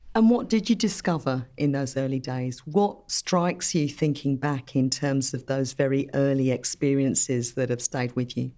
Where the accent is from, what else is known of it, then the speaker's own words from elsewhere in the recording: United Kingdom; I actually grew up in the U K